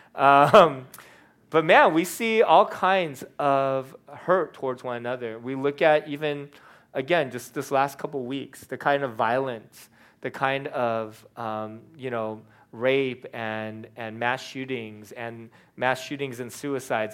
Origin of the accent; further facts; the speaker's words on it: California, United States; being a Californian